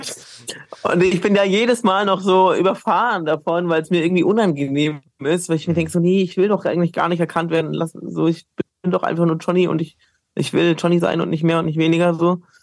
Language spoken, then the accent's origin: German; Bamberg, Bavaria, Germany; now in Cologne, Germany; ich bin hunderte Kilometer weit weg aus Köln oder auch von meiner Heimat Bamberg